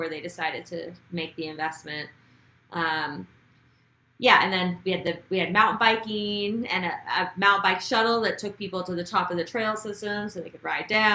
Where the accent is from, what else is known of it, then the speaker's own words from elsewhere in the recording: Idaho, United States; I grew up in Idaho